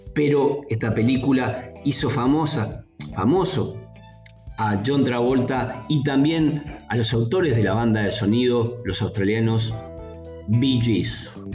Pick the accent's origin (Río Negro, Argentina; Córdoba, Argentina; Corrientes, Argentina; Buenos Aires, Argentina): Río Negro, Argentina; General Roca; hoy cumple años mi ciudad natal, la ciudad donde resido, 141 años, cumple Roca